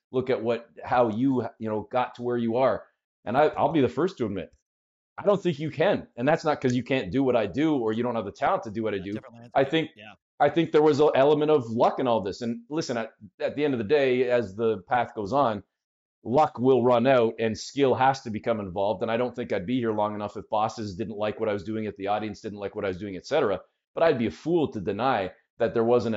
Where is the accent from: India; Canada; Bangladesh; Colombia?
Canada; I'm a weird Canadian